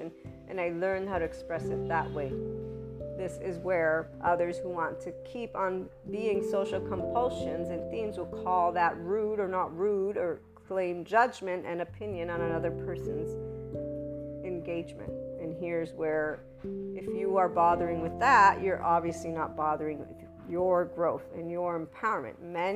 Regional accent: Naples, Campania, Italy; we're also Neapolitans from Italy

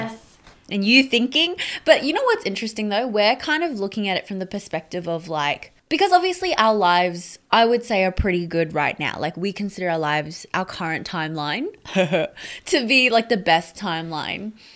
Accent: Brisbane, Queensland, Australia; also born or lived in Sydney, New South Wales; my parents never bought a restaurant in Brisbane and we moved up from Sydney

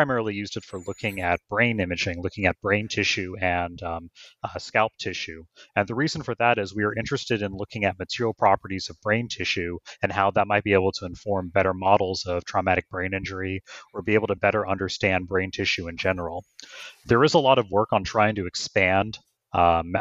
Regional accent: Houston, Texas, United States; moved away as an adult; also born or lived in Sugar Land, Texas / St. Louis, Missouri; I'm a native Texan. I was born and raised in Houston, Texas, and Sugar Land just outside

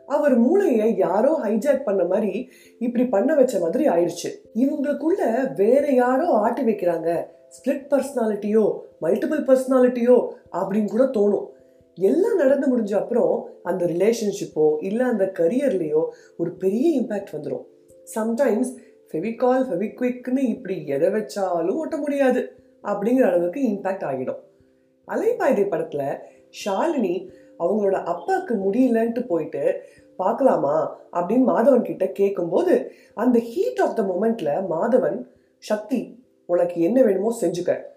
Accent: Madurai, Tamil Nadu, India; நானும் மதுரக்காரன் தான்

